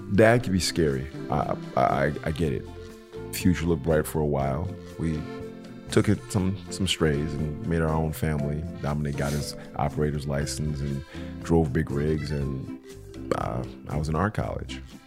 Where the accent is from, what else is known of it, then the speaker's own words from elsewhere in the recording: Detroit, Michigan, United States; I'm from Detroit